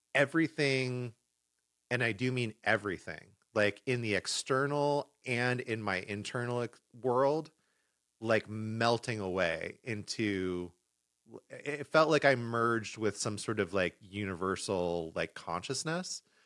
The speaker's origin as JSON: {"language": "English", "town": "Los Angeles", "region": "California", "country": "United States", "tie": "born or raised there", "moved": "yes", "said": "L A, which is my hometown."}